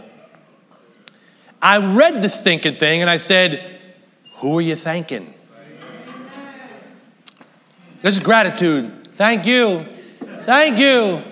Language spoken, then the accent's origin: English; United States; I'm an American.